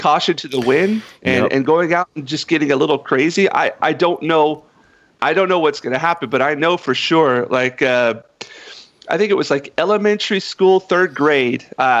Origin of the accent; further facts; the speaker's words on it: North Carolina, United States; moved away as an adult; now in Japan; growing up in North Carolina